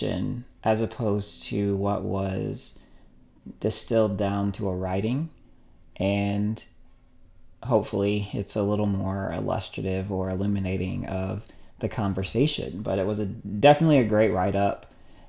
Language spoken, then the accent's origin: English; Madisonville, Kentucky, United States; moved away as an adult; also born or lived in Louisville, Kentucky; I'm from Madisonville, Kentucky, in Western Kentucky.